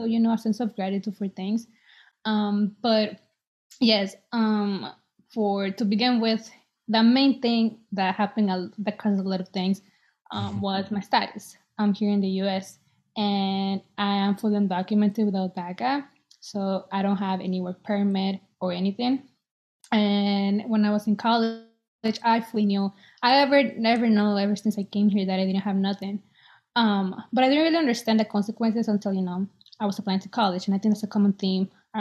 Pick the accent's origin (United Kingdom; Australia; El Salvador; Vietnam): El Salvador; now in Boston, United States; I was born in El Salvador, and I'm 23. I live in Boston